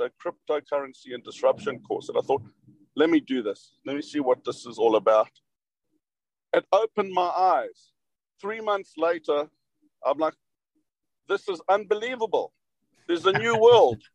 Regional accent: South Africa; moved away; me being South African, they couldn't place my accent.

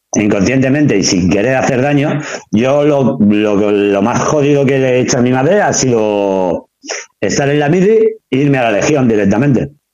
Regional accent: Badalona, Catalonia, Spain; yo soy de Pomar

